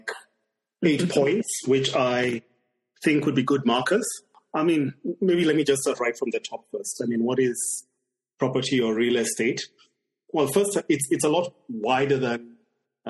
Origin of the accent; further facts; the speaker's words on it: Kenya; moved away as an adult; my home country is Kenya